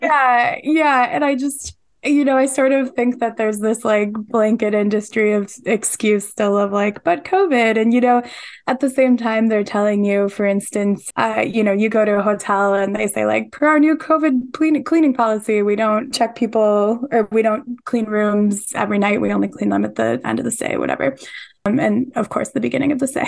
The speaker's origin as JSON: {"language": "English", "town": "Detroit", "region": "Michigan", "country": "United States", "tie": "born or raised there", "said": "a homecoming to my hometown paper"}